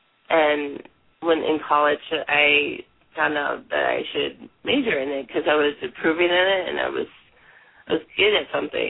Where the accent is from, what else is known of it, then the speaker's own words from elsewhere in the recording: Wilmington, Delaware, United States; also born or lived in Portland, Oregon; now in Eugene, United States; My family moved around a lot, so I was born in Portland, Oregon, and I grew up in Wilmington, Delaware. But now I'm back in Eugene, in Oregon.